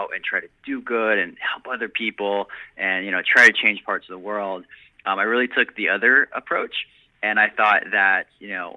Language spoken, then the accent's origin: English; South Florida, United States; I was born down in South Florida